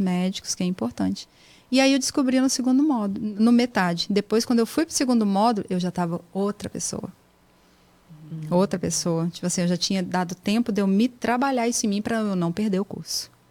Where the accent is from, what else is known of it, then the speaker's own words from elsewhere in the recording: Espírito Santo, Brazil; moved away as an adult; also born or lived in Serra, Brazil / Jaguaré, Brazil; now in United States; nasci no Espírito Santo, né? E ali eu morei até eu vir para cá. Então eu sou do Espírito Santo